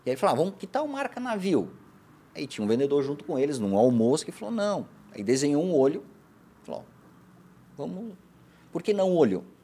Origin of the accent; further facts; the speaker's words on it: Rio Grande do Sul, Brazil; moved away as an adult; also born or lived in Erechim, Rio Grande do Sul / Videira, Santa Catarina; now in Blumenau, Brazil; estudei em Erechim no Colégio Agrícola, mas sou natural do Rio Grande do Sul.